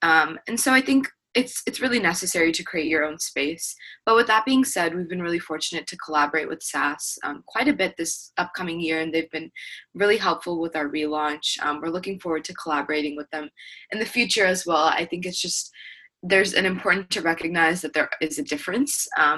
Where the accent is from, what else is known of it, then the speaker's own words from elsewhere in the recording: Pakistan; And although being Pakistani was one thing that united us, there's a lot of different characteristics and identities that go behind that.